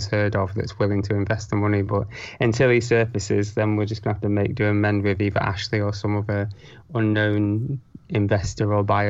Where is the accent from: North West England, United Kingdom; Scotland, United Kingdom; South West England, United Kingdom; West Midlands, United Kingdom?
North West England, United Kingdom; Preston; also born or lived in Ascot; now in Salford, United Kingdom; I grew up in Preston, so yeah, not too far away from